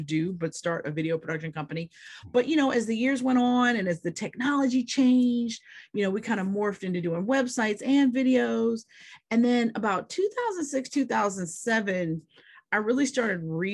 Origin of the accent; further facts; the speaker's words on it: Pittsburgh, Pennsylvania, United States; I'm from Pittsburgh, Pennsylvania